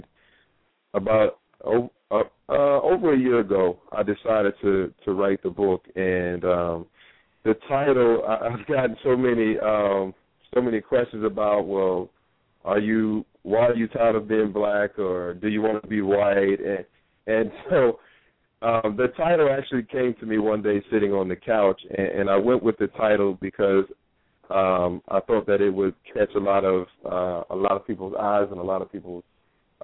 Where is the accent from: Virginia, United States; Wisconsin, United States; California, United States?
Virginia, United States; Norfolk; moved away as an adult; now in New York City, United States; I'm originally from Norfolk, Virginia. That's where I was born and raised